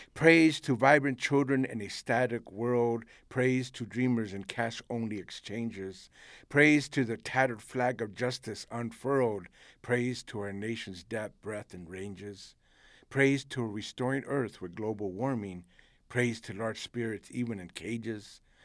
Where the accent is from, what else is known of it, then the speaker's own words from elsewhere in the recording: United States; first language Spanish; English is a second language; I was born in this country, raised in this country. This is my country